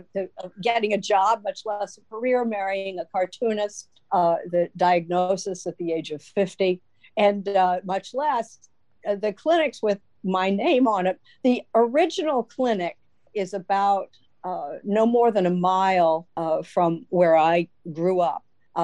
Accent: Midwest, United States; I, being a Midwesterner

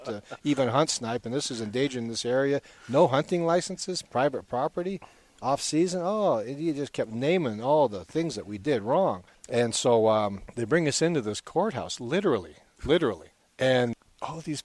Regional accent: Canada; now in Boise, United States; we're from Canada

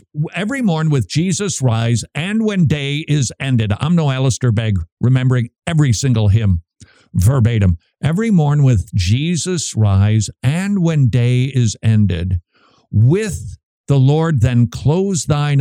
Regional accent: Minnesota, United States; moved away as an adult; I'm from Minnesota. We don't have accents

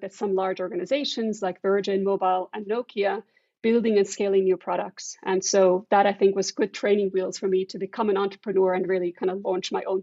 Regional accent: Estonia; moved away; I'm originally from Estonia

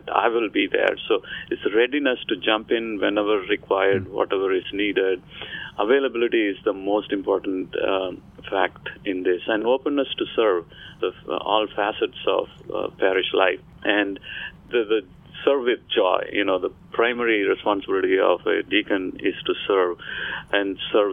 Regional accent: India; moved away as an adult; now in Florida, United States; I came from India

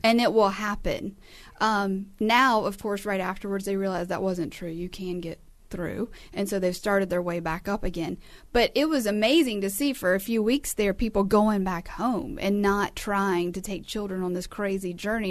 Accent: United States; We as the American people of the United States

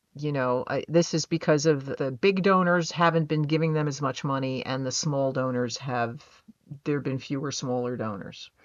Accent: United States; I'm American.

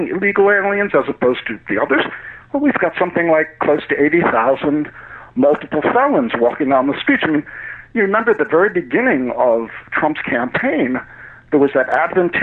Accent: United States; as an American

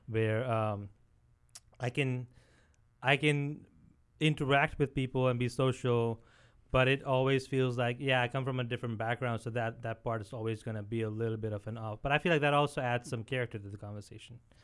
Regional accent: India; now in United States; born and brought up in India

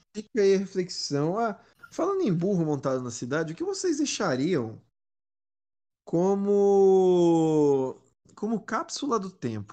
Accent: São Paulo, Brazil; eu sou paulista

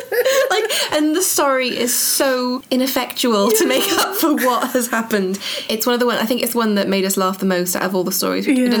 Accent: Cwmbran, Wales, United Kingdom; also born or lived in Nuneaton; I started in Wales, I'm from Cwmbran, mm-hmm. And then moved to the Midlands, to Nuneaton. Mm-hmm. I don't really have an accent.

